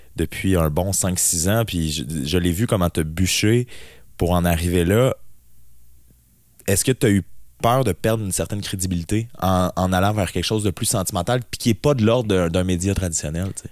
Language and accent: French; BTB, Quebec, Canada; je suis natif de la BTB et j'y suis présentement